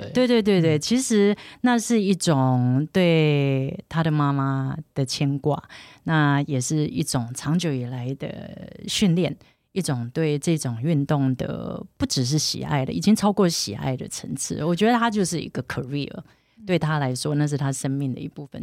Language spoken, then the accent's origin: Chinese; Taiwan; 自然而然台湾或我生长的环境是这样